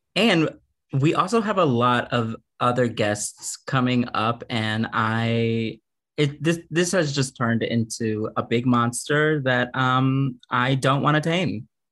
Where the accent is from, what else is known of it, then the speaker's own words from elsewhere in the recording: Houston, Texas, United States; moved away; I didn't like grow up at all in like the queer drag community at all when I was growing up in Houston